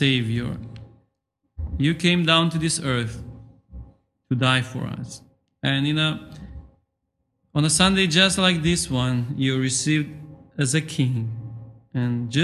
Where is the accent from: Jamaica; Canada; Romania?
Romania; English is a second language; moved away as an adult; now in England, United Kingdom; in Romania, to be honest with you, we don't have such custom